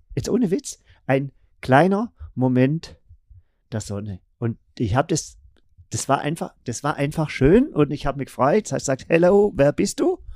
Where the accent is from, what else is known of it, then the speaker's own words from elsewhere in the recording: Germany; wir gesagt, ja, aus Deutschland.